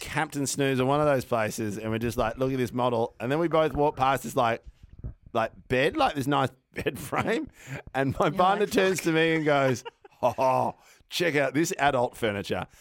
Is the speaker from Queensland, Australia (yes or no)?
no; Melbourne, Victoria, Australia; also born or lived in Brunswick; I grew up in North Carlton. I've moved to ah. Brunswick